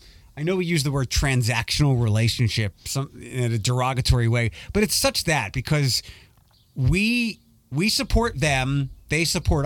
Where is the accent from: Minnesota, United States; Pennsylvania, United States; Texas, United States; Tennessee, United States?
Pennsylvania, United States; Philadelphia; moved away; when I was a kid growing up in Philadelphia, when I went to Temple University